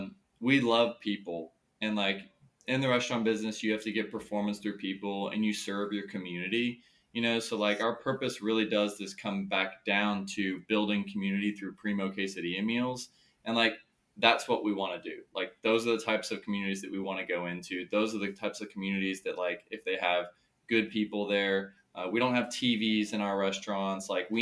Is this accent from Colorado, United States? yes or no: no; Austin, Texas, United States; I'm from Austin